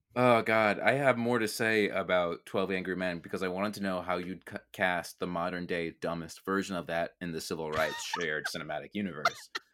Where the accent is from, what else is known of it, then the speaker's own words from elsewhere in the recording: Mineola, New York, United States; I was born in Mineola Hospital